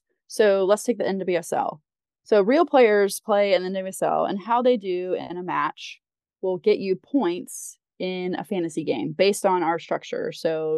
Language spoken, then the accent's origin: English; North Carolina, United States; I grew up in North Carolina